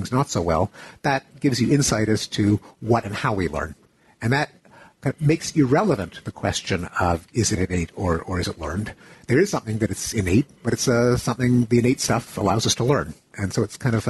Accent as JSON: {"language": "English", "country": "Canada", "tie": "born or raised there", "said": "I grew up in Canada."}